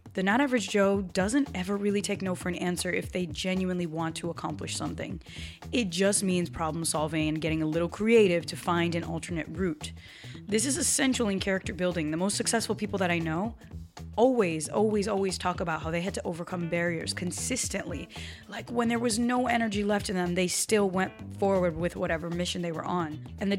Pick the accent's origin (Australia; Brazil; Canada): Brazil; first language Portuguese; English is a second language; I grew up speaking Portuguese. I came with my reasons, right? Mm-hmm. And by the way, I learned English when I was 5 as well. So was born in Brazil speaking Portuguese, but I had to learn English.